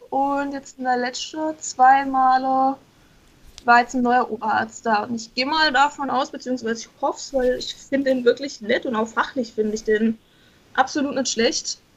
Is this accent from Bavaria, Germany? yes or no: no; Baden-Württemberg, Germany; Ich komme aus dem Schwarzwald, also Südbaden.